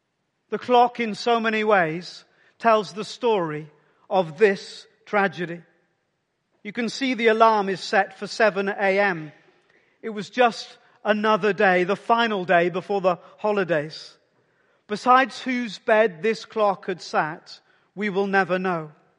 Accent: Wales, United Kingdom; in a small mining village just 25 miles from where I grew up in the South Wales Valleys

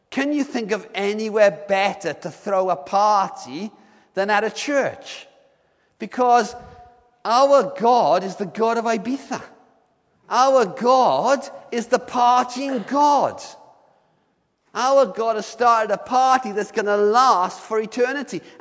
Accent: Swansea, Wales, United Kingdom; I, when I was a, a lad growing up in Swansea, I used to hang out with a group of guys

